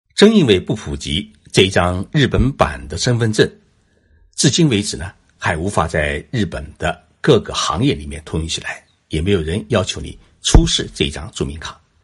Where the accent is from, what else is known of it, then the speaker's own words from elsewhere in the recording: China; now in Tokyo, Japan; 我们中国人